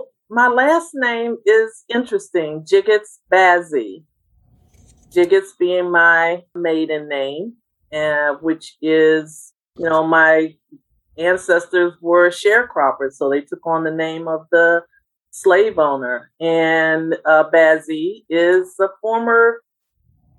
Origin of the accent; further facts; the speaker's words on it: Washington, District of Columbia, United States; we're from Washington, D.C.